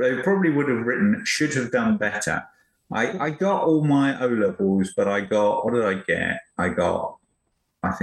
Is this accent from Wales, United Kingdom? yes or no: no; Chelmsford, East of England, United Kingdom; moved away as an adult; now in United States; I grew up in Chelmsford in Essex